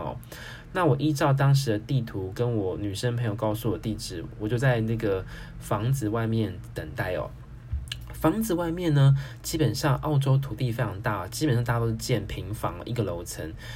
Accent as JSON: {"language": "Chinese", "country": "Taiwan", "said": "自己在台台湾，我已经先考到汽车驾照了"}